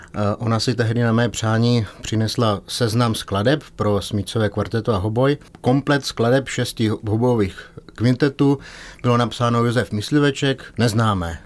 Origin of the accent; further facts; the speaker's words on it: Czechia; my jako Češi